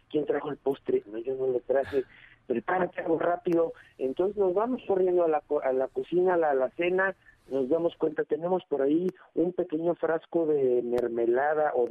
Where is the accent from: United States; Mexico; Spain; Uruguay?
Mexico; porque como buenos mexicanos que somos